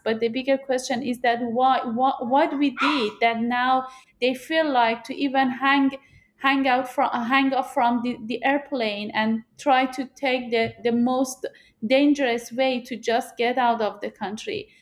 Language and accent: English; Afghanistan; also born or lived in Iran; now in United States; I'm from Afghanistan